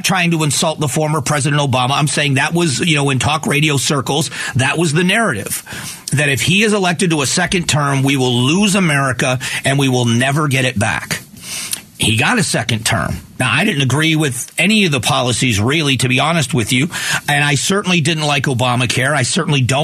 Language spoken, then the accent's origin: English; Florida, United States; now in Arizona, United States; I grew up in Florida in the 80s